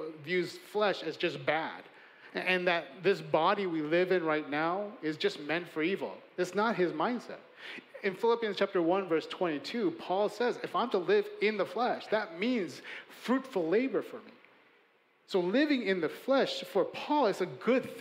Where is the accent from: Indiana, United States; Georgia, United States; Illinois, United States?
Illinois, United States; Chicago; I'm a Korean-American. I was born and raised in Chicago, and I can barely speak Korean